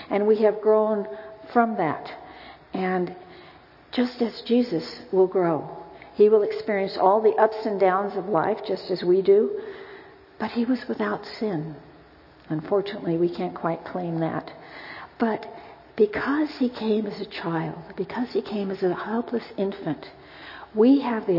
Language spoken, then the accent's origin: English; United States; as an American, quite frankly, I'm always embarrassed that I can only speak English